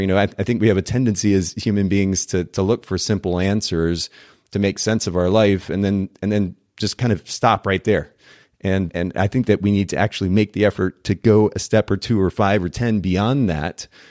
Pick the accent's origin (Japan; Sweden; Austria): Japan; I grew up in Japan